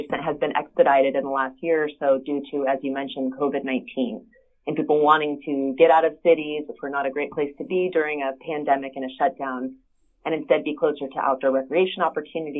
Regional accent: Sandpoint, Idaho, United States; now in Utah, United States; Sandpoint, which is my hometown in northern Idaho

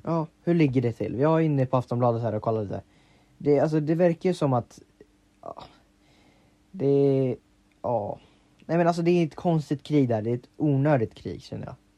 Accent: Sweden; Vi är tio miljoner svenskar

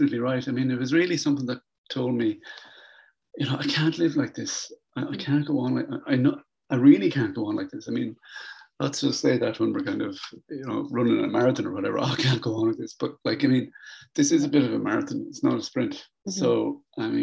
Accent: Ireland; I'm from Ireland

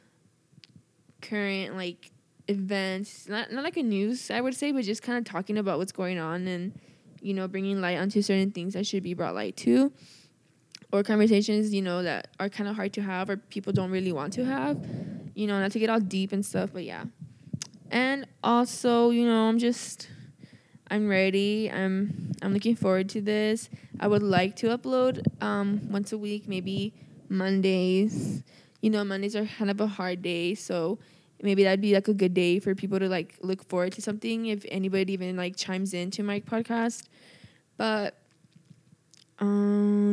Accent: El Centro, California, United States; moved away as an adult; now in Chico, United States; I'm from Imperial Valley in El Centro, California

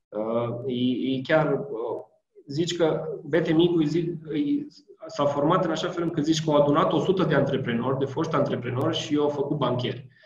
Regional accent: Romania

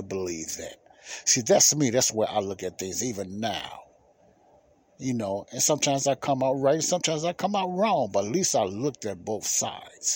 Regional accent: United States; America is the country I was born

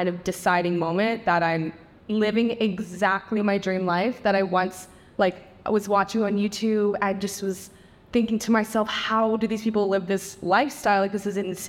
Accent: Tampa, Florida, United States; moved away as an adult; also born or lived in Netherlands; I grew up in Tampa, Florida

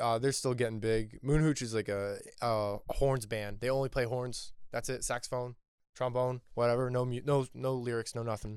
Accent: New Jersey, United States; now in York, United States; I'm from New Jersey

